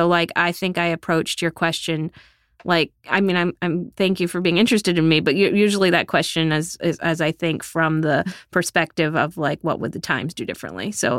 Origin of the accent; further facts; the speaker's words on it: Texas, United States; moved away as an adult; now in New York, United States; chapters about how I grew up in Texas and moved to New York with no job and no apartment and a stack of clips.